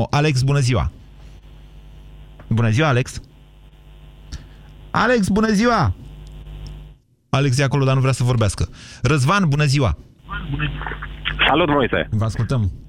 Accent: Cluj-Napoca, Cluj County, Romania; accent: Transylvanian; sunt de... ardelean. De unde sunteți? Cluj.

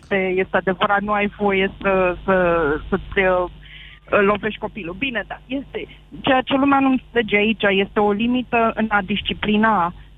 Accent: Romania; moved away as an adult; now in Bristol, United Kingdom; Am plecat de acasă din România cu o valiză la 24 de ani

